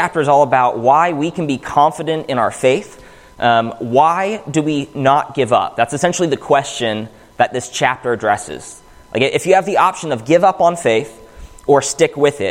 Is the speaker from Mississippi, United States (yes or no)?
no; Pittsburgh, Pennsylvania, United States; moved away; Growing up in Pittsburgh, the closest Church of Christ was 35, 40, 45 minutes away